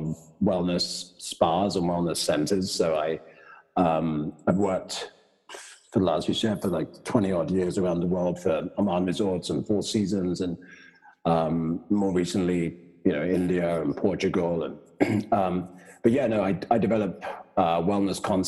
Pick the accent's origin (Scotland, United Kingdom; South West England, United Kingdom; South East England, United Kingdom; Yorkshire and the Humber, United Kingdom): South East England, United Kingdom; Brighton; moved away as an adult; also born or lived in Los Angeles, United States / New York, United States / Munich, Germany; now in San Francisco, United States; I'm from Brighton, south of England. Went to school and university there.